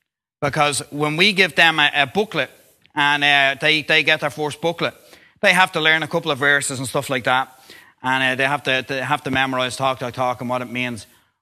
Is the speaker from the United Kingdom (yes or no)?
no; Dublin, Leinster, Ireland; Now, I am from Dublin, so there's only normally Roman Catholic churches in Dublin.